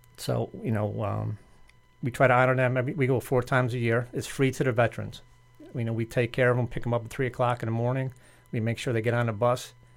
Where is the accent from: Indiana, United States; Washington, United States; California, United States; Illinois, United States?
Illinois, United States; Chicago; moved away as an adult; now in Boca Raton, United States; born and raised in Chicago, moved down here twenty-four years ago